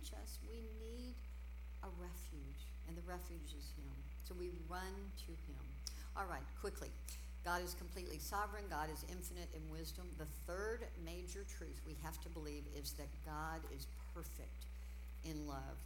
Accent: Houston, Texas, United States; I grew up in Houston

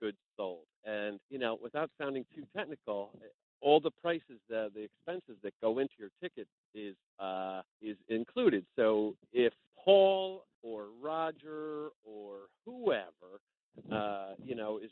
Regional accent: the New York area, United States; I grew up in the New York area going to the Capitol Theater

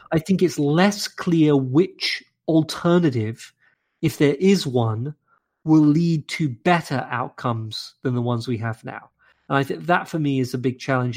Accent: London, United Kingdom; moved away as an adult; also born or lived in Cambridge, England / Cambridge, Massachusetts, United States; now in Saint Louis, United States; I'm from London in England, and I lived in Cambridge in England

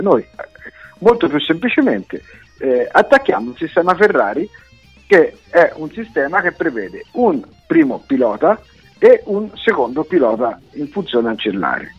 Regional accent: central Italy, Italy; mi ricordo quando ero bambino al mio paese

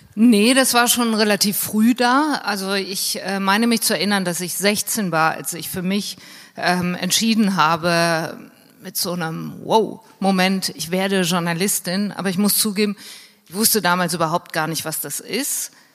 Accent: Hürth, North Rhine-Westphalia, Germany; ich bin äh, in der Nähe von Köln aufgewachsen, in Hürth

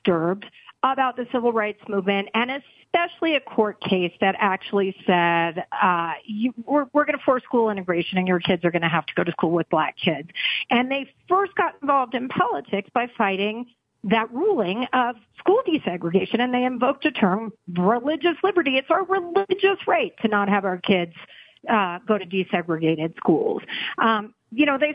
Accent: Texas, United States; as a Texan

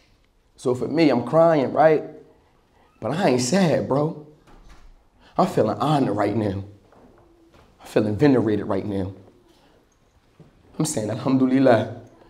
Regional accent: Atlantic City, New Jersey, United States; I'm from Atlantic City, New Jersey, off the 4300 block

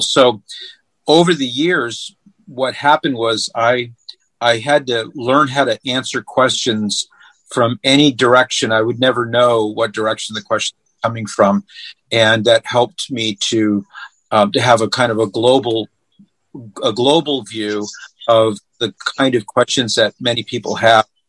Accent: California, United States; moved away as an adult; now in Ohio, United States; we we're originally from California, but we moved to Ohio over 20 years ago

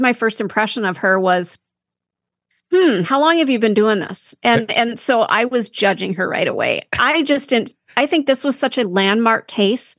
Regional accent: Minnesota, United States; now in Wisconsin, United States; I am from Minnesota

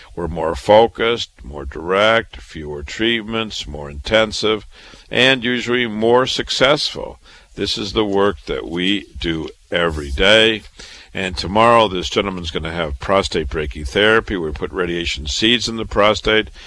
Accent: Waterloo, Iowa, United States; moved away as an adult; also born or lived in Chicago, Illinois / Boston, Massachusetts; I was born and raised in Waterloo, Iowa

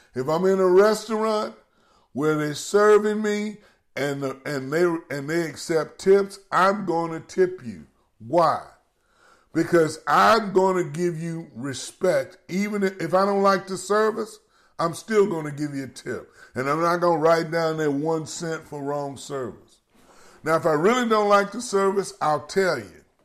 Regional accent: Baton Rouge, Louisiana, United States; my hometown in Baton Rouge

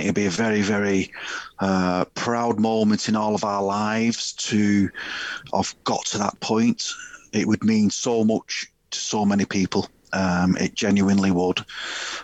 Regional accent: Warrington, North West England, United Kingdom; my village and my hometown, Burnwood and Warrington.

